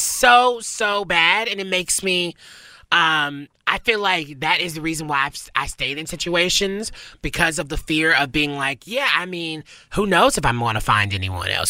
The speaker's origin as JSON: {"language": "English", "region": "the South", "country": "United States", "said": "I can't roll my R's. I'm from the South"}